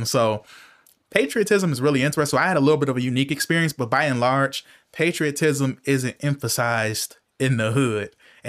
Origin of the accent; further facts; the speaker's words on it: United States; But I just recently started to embrace the fact that I'm an American